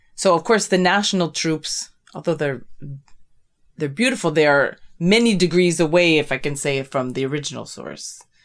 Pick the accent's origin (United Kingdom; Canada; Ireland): Canada; I'm this Canadian woman